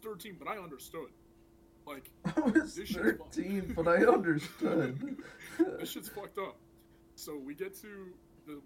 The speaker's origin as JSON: {"language": "English", "town": "Pittsburgh", "region": "Pennsylvania", "country": "United States", "said": "I'm from Pittsburgh. We have Kennywood."}